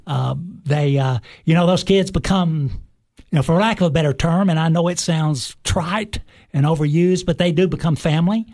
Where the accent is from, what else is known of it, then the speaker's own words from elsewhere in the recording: Cookeville, Tennessee, United States; I am originally from Cookville, Tennessee. Uh, I went to, uh, elementary school, uh, high school